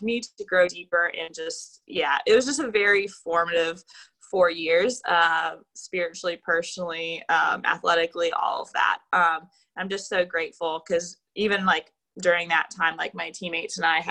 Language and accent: English; Jacksonville, Florida, United States; I was born and raised in Jacksonville, Florida